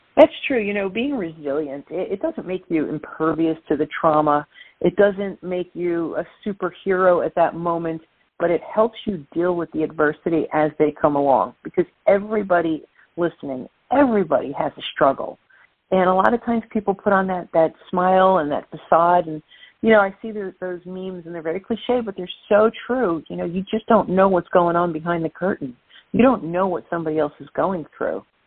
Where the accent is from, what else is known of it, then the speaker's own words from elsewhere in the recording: New York City, New York, United States; accent: Brooklyn; So I am from Brooklyn, New York